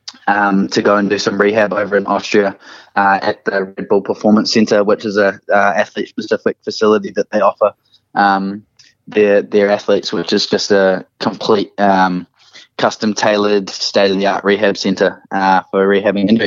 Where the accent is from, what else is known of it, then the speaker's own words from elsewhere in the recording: New Zealand; being a Kiwi and being a New Zealander